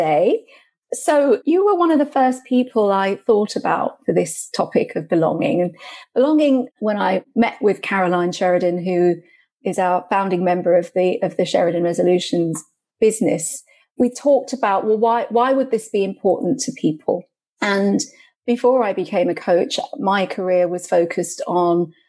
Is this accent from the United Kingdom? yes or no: yes; United Kingdom; also born or lived in Goa, India (ancestry); I'm of Indian origin, so I was born here in Britain, but I'm from Goa in India.